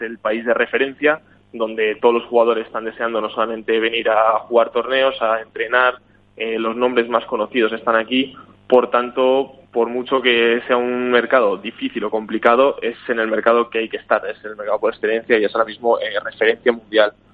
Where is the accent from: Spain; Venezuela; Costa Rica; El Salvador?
Spain; now in Sweden; yo soy de España